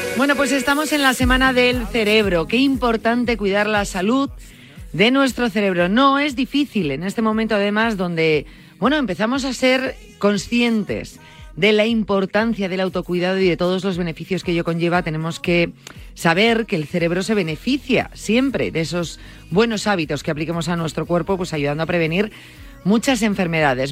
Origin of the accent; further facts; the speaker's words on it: Galicia, Spain; digo como una gallega